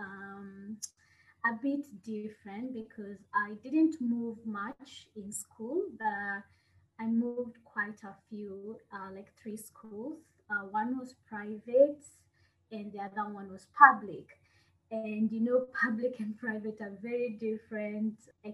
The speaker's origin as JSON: {"language": "English", "country": "Kenya", "tie": "born or raised there", "moved": "as an adult", "lives_now": "Budapest, Hungary", "said": "I'm a Kenyan, born and raised in Kenya."}